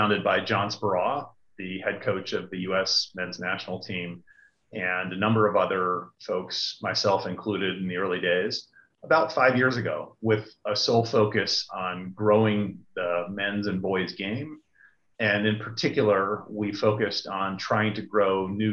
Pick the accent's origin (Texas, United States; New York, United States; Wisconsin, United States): New York, United States; Niskayuna; I grew up in upstate New York, a small town called Niskayuna, which is a suburb of Schenectady.